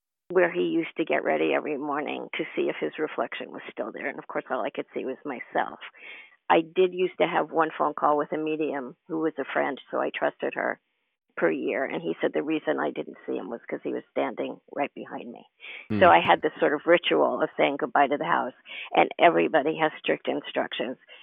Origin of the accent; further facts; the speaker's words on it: New York, United States; moved away; also born or lived in Carmel, California; I'm a New Yorker at heart.